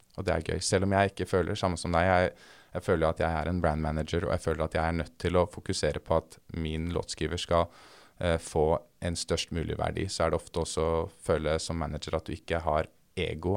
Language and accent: Norwegian; Oslo, Norway; moved away as an adult; now in Los Angeles, United States; jeg vokste opp eh, på Lutvann, som er et sted mellom Troster og Haugerud, på linje 2